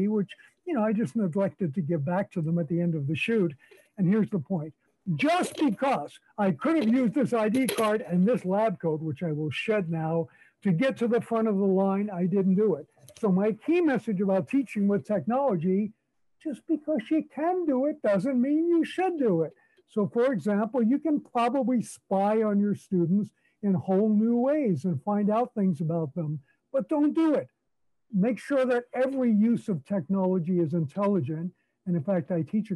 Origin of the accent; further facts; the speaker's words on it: New York City, New York, United States; moved away as an adult; now in Calgary, Canada; I was born in New York City.